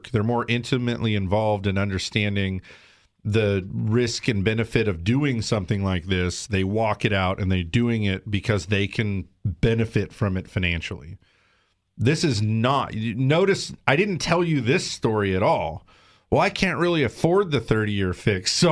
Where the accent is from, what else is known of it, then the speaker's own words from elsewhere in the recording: South Carolina, United States; now in California, United States; but I'm from South Carolina. My family's there, my roots are there, and I know I'm going back.